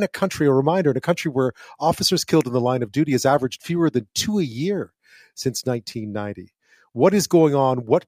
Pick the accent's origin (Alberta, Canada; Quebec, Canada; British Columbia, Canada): Quebec, Canada; Montreal; moved away; also born or lived in Ottawa; I grew up in Montreal. I lived in Ottawa for a while